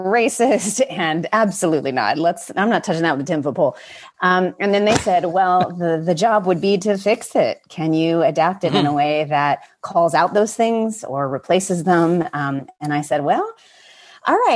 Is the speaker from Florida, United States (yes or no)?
no; Atlanta, Georgia, United States; now in California, United States; I grew up in a very blue corner of actually the same county, DeKalb County, that turned George blue. That's my hometown